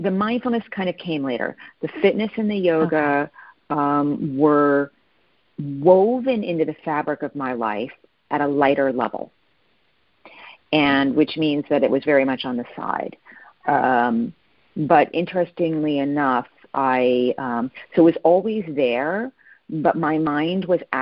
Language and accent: English; East Coast, United States; also born or lived in California / Japan; now in Arizona, United States; So I actually grew up on the East Coast. I'm currently living in Arizona, spent many years in California.